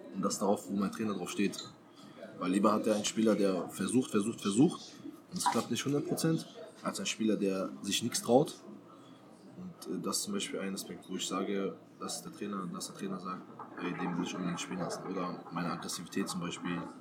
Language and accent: German; Berlin, Germany; moved away; also born or lived in Halle; Ich komme aus Berlin